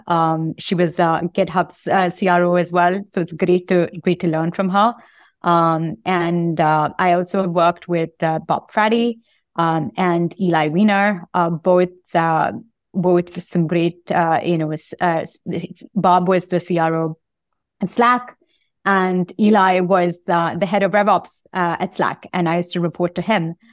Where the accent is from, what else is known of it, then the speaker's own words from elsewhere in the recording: Bangalore, Karnataka, India; moved away as an adult; Grew up in Bangalore and, uh, uh, in, in India